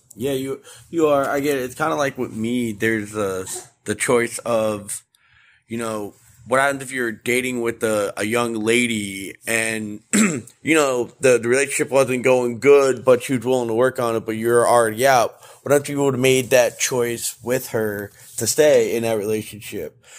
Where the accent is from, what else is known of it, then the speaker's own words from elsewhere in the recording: Florida, United States; moved away; my home state of Florida